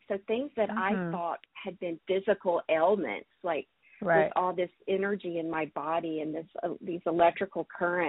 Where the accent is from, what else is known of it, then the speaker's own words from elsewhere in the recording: Alabama, United States; moved away as an adult; also born or lived in Montreal; I grew up in Alabama in the Bible Belt